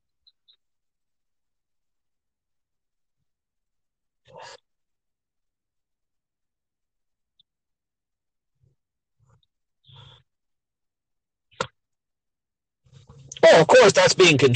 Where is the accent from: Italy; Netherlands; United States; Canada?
Canada; Milton, Ontario; moved away; my hometown of Milton, our hospital, when I moved away